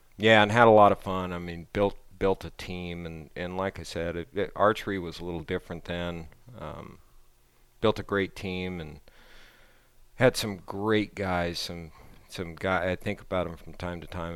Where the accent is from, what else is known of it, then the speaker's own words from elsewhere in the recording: Southern California, United States; I grew up in Southern California